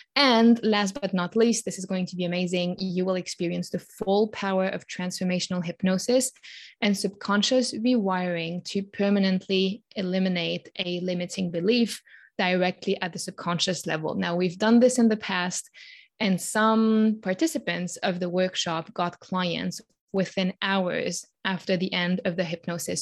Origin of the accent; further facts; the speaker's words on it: Switzerland; born and raised in Switzerland, where I currently live